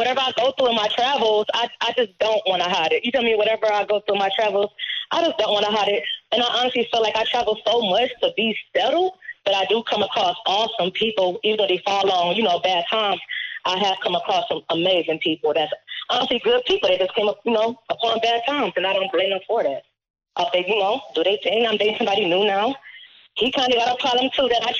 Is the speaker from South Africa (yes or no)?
no; Cleveland, Ohio, United States; I'm from the gutter. I'm from Cleveland.